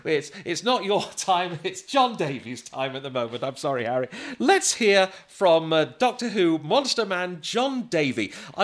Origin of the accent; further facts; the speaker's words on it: Blackpool, North West England, United Kingdom; my hometown of Blackpool.